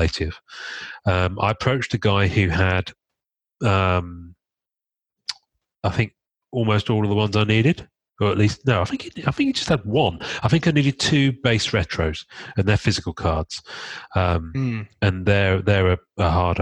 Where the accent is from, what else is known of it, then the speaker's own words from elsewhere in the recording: United Kingdom; I'm British